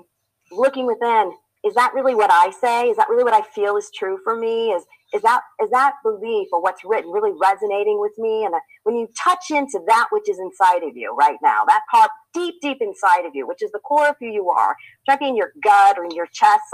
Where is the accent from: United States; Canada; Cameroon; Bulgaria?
United States; Indiana; moved away; I'm from Indiana originally, dairy farm, still in the family